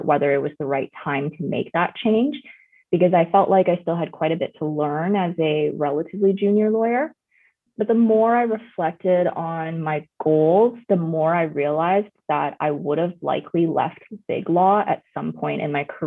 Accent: Vancouver, British Columbia, Canada; also born or lived in China; I'm a first generation immigrant from China, and I grew up in Vancouver

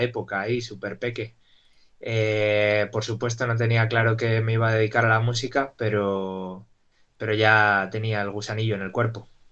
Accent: Salamanca, Castile and León, Spain; mi madre me llevó a una escuelita de pequeño ahí en Salamanca

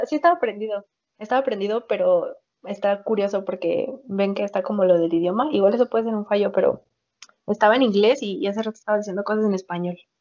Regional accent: Mexico; yo no soy de la Guerrero, yo soy de la Vicente Guerrero

